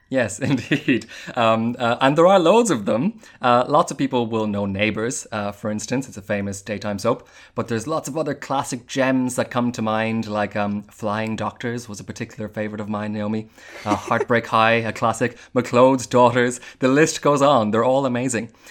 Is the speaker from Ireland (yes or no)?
yes; Ireland; when we were kids in the 80s and 90s, um, on Irish terrestrial television, there were actually only two TV channels